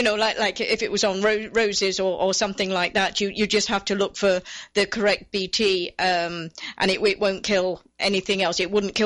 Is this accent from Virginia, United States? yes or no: no; New Jersey, United States; And I found that there's only certain varieties that I can grow in my home state of New Jersey